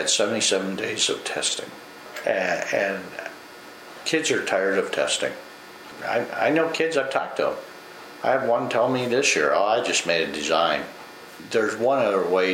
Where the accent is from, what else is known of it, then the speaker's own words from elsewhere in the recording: Northwest Minnesota, United States; I grew up in Northwest Minnesota as part of the Sugar Beet.